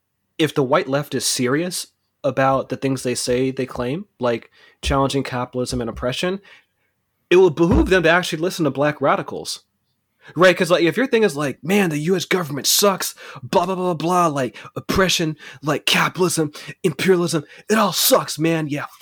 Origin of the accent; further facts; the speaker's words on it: California, United States; You know, I grew up in the Bay Area. Like, you know, if you're from the Bay Area, especially Oakland, like